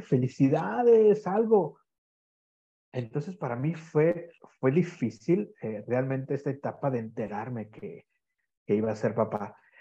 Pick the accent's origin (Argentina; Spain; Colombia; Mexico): Mexico; Guadalajara, Jalisco; moved away as an adult; now in Sardinia, Italy; soy de, Guadalajara, es que yo soy de una la segunda ciudad más grande de México.